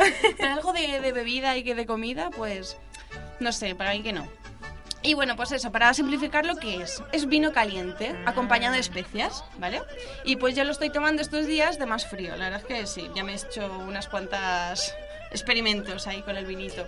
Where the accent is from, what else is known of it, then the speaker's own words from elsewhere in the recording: Calpe, Valencian Community, Spain; Mi ah. pueblo, bueno, en mi caso es Calpe, Calpe de la provincia